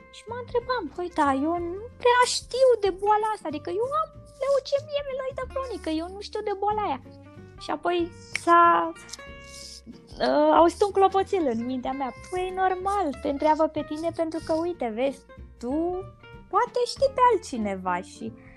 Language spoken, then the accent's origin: Romanian; Transylvania, Romania; deși sunt ardeleancă